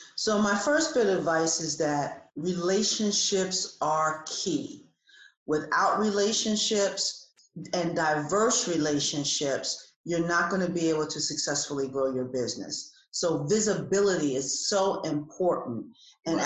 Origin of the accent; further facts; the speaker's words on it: New Jersey, United States; now in Atlanta, United States; I have lived in Atlanta for almost 30 years. I'm originally from New Jersey.